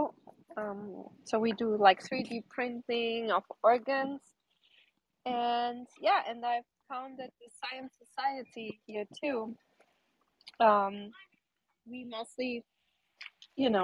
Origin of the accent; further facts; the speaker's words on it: Germany; moved away as an adult; also born or lived in Portugal / New York; So originally I was born in Portugal. My parents are Portuguese, but I grew up in Germany